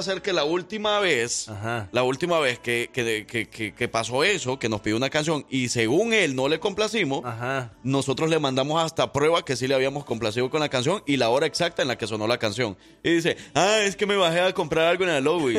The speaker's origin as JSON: {"language": "Spanish", "country": "El Salvador", "tie": "born or raised there", "moved": "yes", "lives_now": "Alabama, United States", "said": "vengo escuchando desde El Salvador, desde que estaba pequeño."}